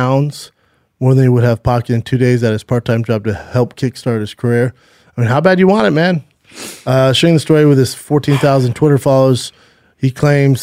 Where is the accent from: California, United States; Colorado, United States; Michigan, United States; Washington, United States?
California, United States; California's the toughest, but it's my home state